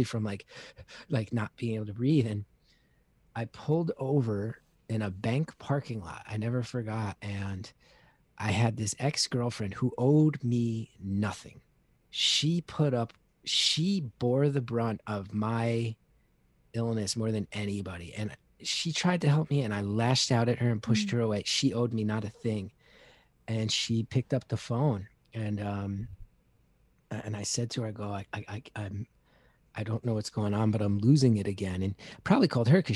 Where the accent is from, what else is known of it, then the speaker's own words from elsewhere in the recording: New Jersey, United States; I grew up in North Jersey in the 80s